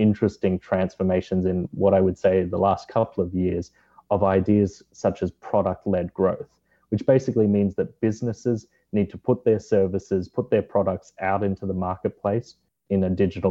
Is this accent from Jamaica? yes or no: no; Australia; moved away; my home country of Australia